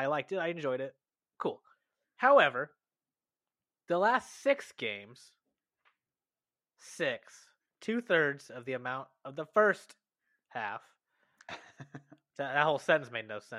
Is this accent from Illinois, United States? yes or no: yes; Chicago, Illinois, United States; born or raised there